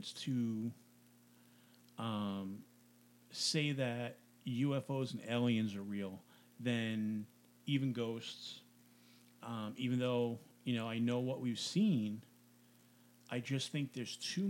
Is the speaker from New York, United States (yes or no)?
yes; New York, United States; now in New Jersey, United States; when I grew up in New York, I hadn't heard of the Jersey Devil